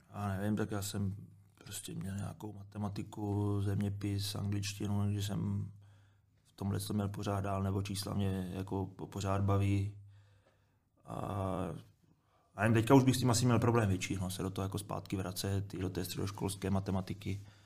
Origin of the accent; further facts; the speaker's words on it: Moravia, Czechia; moved away; Já jsem kluk z Moravy